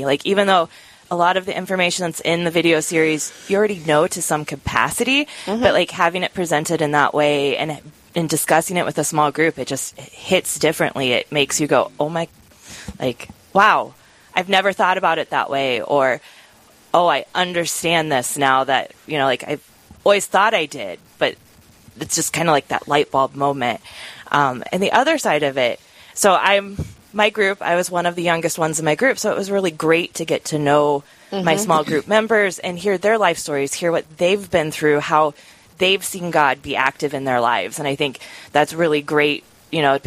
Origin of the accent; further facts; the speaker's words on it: Des Moines Diocese, Iowa, United States; now in Sioux Falls, United States; I grew up outside of the Omaha area, actually in the Des Moines Diocese